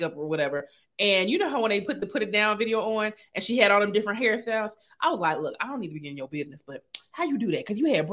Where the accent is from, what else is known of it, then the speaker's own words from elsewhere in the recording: Carson, California, United States; now in Atlanta, United States; I'm from Carson too